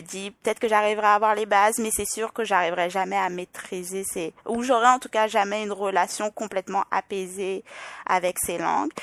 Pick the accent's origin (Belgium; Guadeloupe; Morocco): Guadeloupe; accent: French, Parisian, Île-de-France; moved away as an adult; also born or lived in France / Île-de-France; now in Quebec, Canada; Je suis née en France, j'ai passé quelques années en France, puis euh, suite au divorce de mes parents, ma mère est repartie en Guadeloupe, je devais avoir 7-8 ans, mais je rentrais en France à peu près deux fois par an pour voir mon père, donc j'ai toujours grandi entre la Guadeloupe et la France